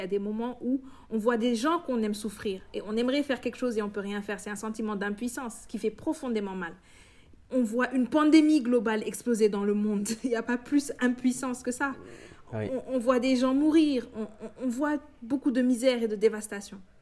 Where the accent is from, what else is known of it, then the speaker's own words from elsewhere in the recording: Senegal; en tant que noir, en tant qu'africain, en tant que sénégalais